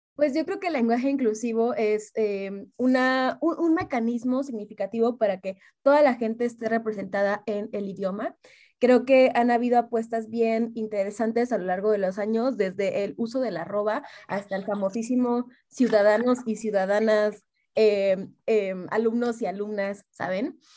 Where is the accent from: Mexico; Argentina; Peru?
Mexico